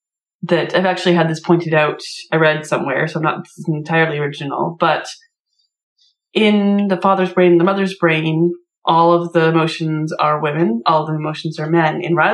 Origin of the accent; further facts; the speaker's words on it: Canada; as a Canadian